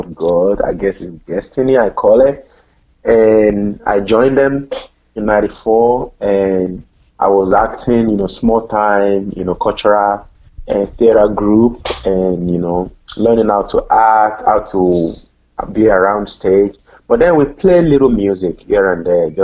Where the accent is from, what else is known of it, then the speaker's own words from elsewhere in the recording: Nigeria; now in Cincinnati, United States; I'm originally from Nigeria